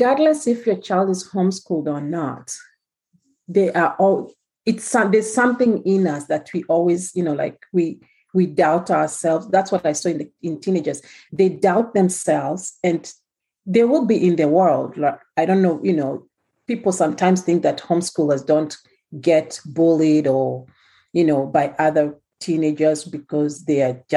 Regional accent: Kenya; moved away; As you can tell from the way I'm talking, I'm from Kenya

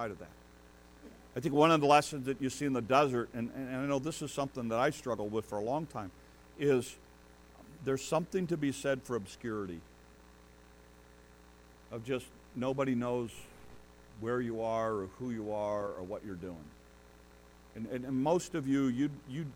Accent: United States; us, as American

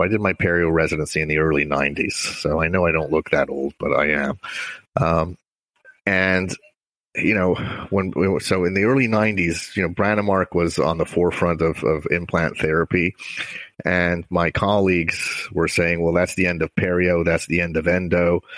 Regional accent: Montreal, Quebec, Canada; moved away; I grew up in Montreal, Canada.

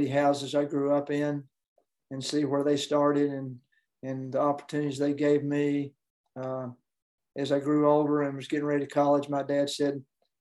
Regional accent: Knoxville, Tennessee, United States; I grew up in Knoxville, Tennessee, home of the University of Tennessee

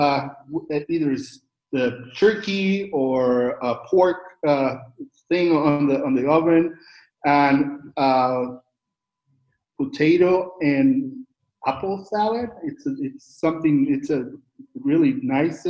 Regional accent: Costa Rica; now in Mexico; I live in Mexico, but I am from Costa Rica

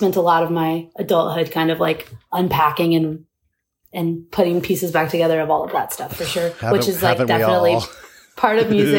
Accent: Bowling Green, Kentucky, United States; now in Atlanta, United States; Yes, I moved around a lot as a kid. Like I moved a ton, but Bowling Green is kind of my hometown.

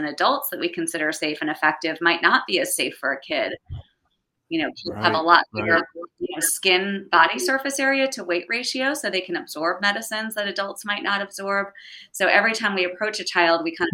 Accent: Reading, Pennsylvania, United States; moved away as an adult; also born or lived in Chestnut Hill, Philadelphia / Pittsburgh; I was born in Chestnut Hill and grew up in Reading my whole life, and then went out to Pittsburgh for med school and kind of never left.

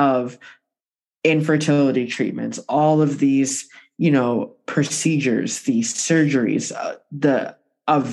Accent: Buffalo, New York, United States; I was born in Buffalo

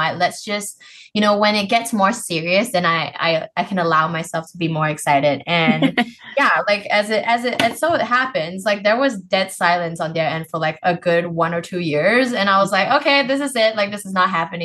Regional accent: Malaysia; I'm Malaysian.

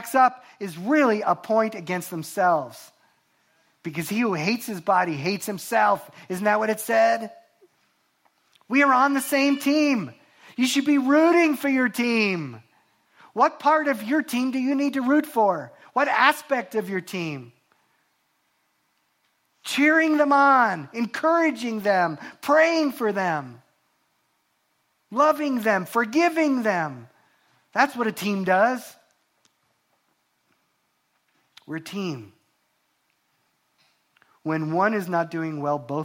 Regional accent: New York, United States; I'm a New Yorker

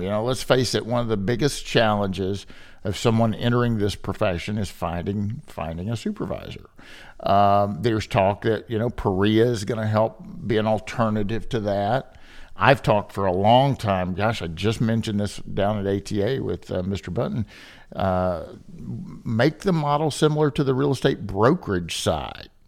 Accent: Kentucky, United States; moved away as an adult; also born or lived in Chicago; originally born and raised in Kentucky, where I'm sitting today

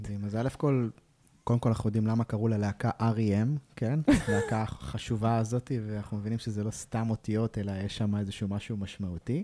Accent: Israel; אנחנו ישראלים

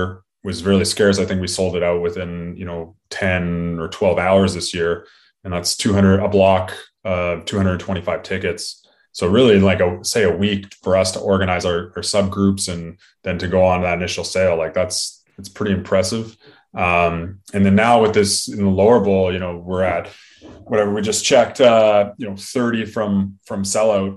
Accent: Canada; we are Canadian first and foremost as well, and we're hockey fans

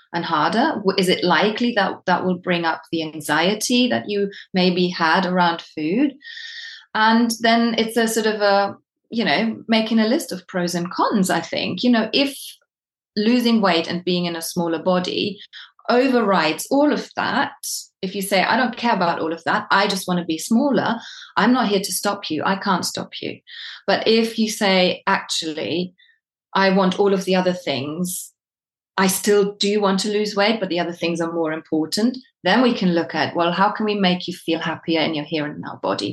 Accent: Germany; now in United Kingdom; I am from Germany originally, but I've been living in the UK for more than I haven't.

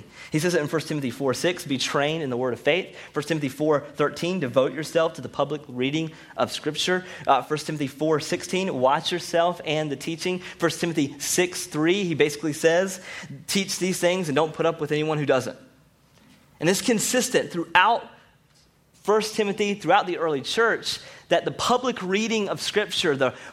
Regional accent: Rocky Mount, North Carolina, United States; I'm from Rocky Mount and from the South

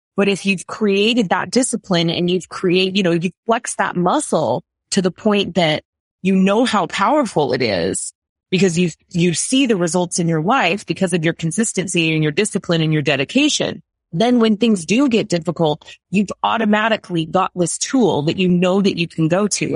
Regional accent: United States; I'm American

